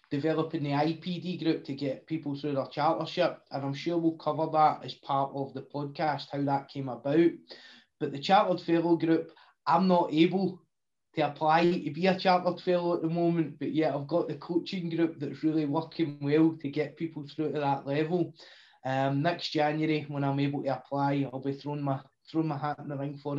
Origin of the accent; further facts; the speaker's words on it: Clydebank, Scotland, United Kingdom; I grew up in a place in the outskirts of Glasgow, as you can tell by the accent, in a lovely town called Claybank